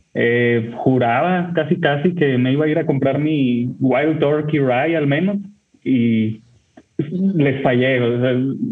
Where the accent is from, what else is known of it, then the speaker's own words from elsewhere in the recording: Torreón, Coahuila, Mexico; now in Monterrey, Mexico; yo soy de Monterrey, México, los escucho desde acá, eh, vivo aquí, pero yo soy originario de Torreón, Coahuila